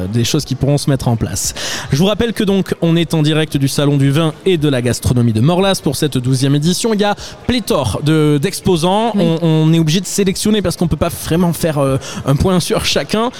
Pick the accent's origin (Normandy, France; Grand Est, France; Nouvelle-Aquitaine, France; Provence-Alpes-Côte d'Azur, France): Nouvelle-Aquitaine, France; Pau; je suis béarnais depuis ma naissance. Je suis né à Pau.